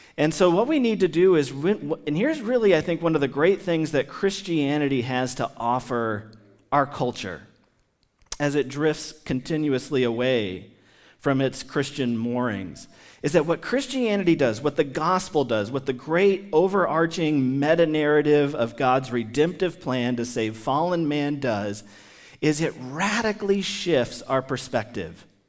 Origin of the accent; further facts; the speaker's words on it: United States; somebody who has lived among the American people my entire life